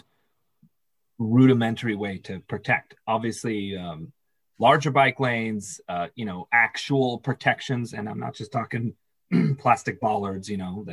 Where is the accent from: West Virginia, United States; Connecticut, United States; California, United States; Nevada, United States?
California, United States; Castro Valley; also born or lived in Burbank / Hollywood; I grew up in the East Bay, just outside of Oakland, a little town called Castro Valley